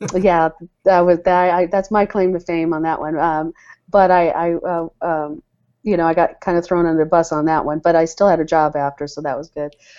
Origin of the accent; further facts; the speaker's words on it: Ann Arbor, Michigan, United States; also born or lived in London, England / New York City / Detroit, Michigan; I grew up in the Michigan area, Ann Arbor, Michigan